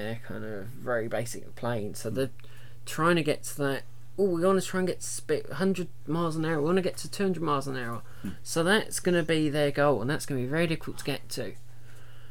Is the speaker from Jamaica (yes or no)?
no; England, United Kingdom; we're English